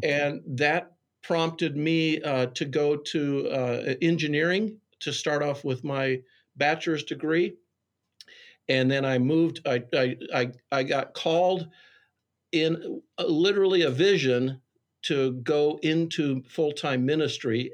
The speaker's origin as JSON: {"language": "English", "town": "Wheaton", "region": "Illinois", "country": "United States", "tie": "born or raised there", "said": "a greasy spoon in my hometown, Wheaton, called Smokehouse"}